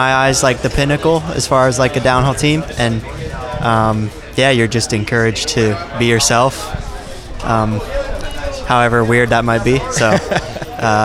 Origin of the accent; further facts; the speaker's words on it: North Carolina, United States; from North Carolina.